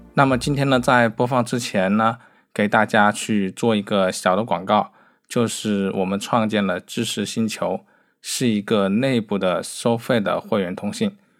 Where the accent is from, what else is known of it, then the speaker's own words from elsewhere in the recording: Wuhan, Hubei, China; 作为一个武汉人啊